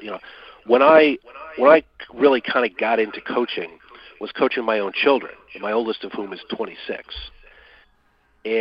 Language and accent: English; Michigan, United States; moved away; I'm originally from Michigan